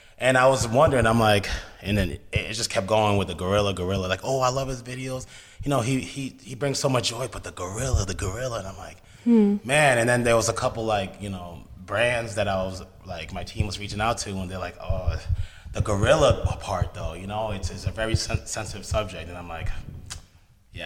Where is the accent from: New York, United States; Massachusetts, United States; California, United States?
Massachusetts, United States; Lawrence; I grew up in Boston. So I grew up in this city called Lawrence.